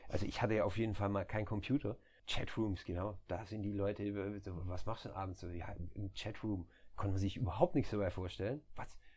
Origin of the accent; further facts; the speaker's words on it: near Stuttgart, Baden-Württemberg, Germany; moved away as an adult; now in Netherlands; ich komme aus, aus der Nähe von Stuttgart, dann Esslingen äh, liegt auch in der Nähe von Stuttgart